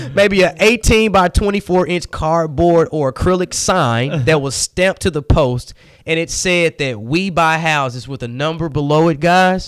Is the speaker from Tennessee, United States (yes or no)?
yes; Memphis, Tennessee, United States; born and raised in Memphis, Tennessee